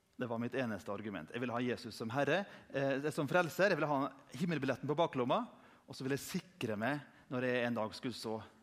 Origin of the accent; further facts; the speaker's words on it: Indre Nordmøre, Møre og Romsdal, Norway; der jeg kommer fra på Indre Nordmøre